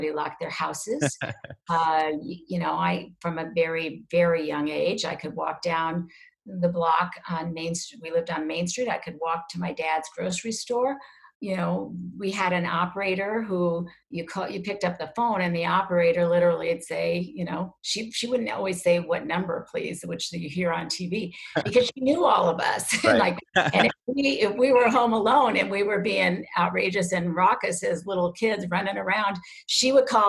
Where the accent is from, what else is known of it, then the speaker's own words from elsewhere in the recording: Lincoln, Nebraska, United States; moved away as an adult; also born or lived in Hamburg, Iowa / New York City; now in Connecticut, United States; we moved to Lincoln, where there were 16 kids my age